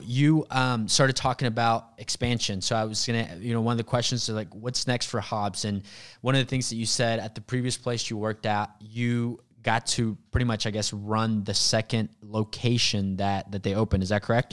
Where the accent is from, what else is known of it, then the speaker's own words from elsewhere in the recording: Mexico; moved away; also born or lived in Sand Springs, Oklahoma; I grew up in Mexico. I grew up really, really poor, um, single mom